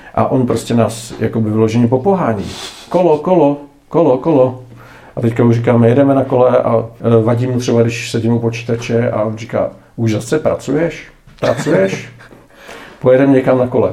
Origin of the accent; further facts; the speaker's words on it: Czechia; jsme Češi